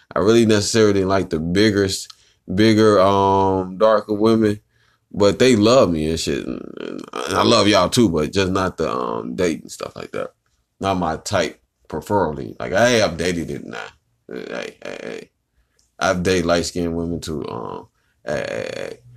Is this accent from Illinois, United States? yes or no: yes; Chicago, Illinois, United States; I'm from the Chi-Town. Chirac, Chicago